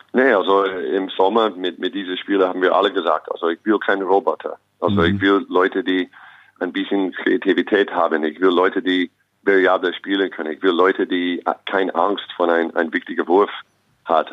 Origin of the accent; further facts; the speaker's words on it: Los Angeles, California, United States; German is a second language; moved away as an adult; also born or lived in Long Beach / New York / Austria / Ulm; now in Braunschweig, Germany; ich bin in Los Angeles geboren und aufgewachsen, dann nach New York